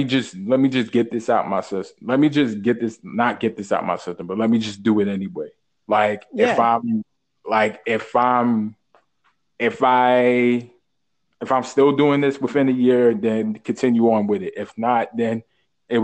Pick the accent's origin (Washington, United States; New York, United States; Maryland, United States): New York, United States; New York City; born and raised in Brooklyn.